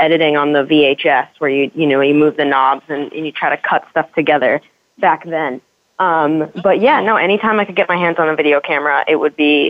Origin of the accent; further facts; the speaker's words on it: Hollis, New Hampshire, United States; moved away as an adult; now in Los Angeles, United States; I am from Hollis, which is right outside of Nashua, so southern New Hampshire